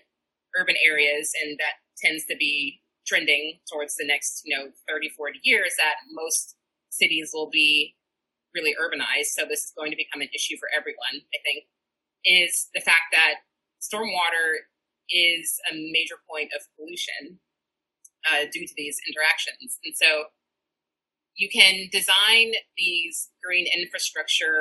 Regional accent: St. Louis, Missouri, United States; moved away as an adult; also born or lived in California; now in Seattle, United States; I am from St. Louis, Missouri, and did my PhD there

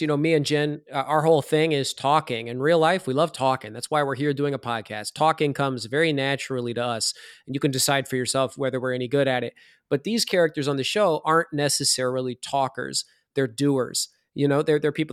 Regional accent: Iowa, United States; I'm from Iowa

